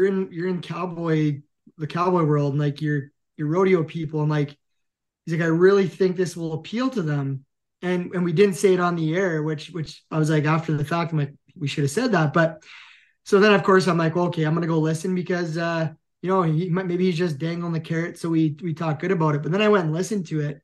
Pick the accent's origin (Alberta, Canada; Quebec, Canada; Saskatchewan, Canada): Alberta, Canada; Big Valley; I was about 18 or 19 working an event in my hometown of Big Valley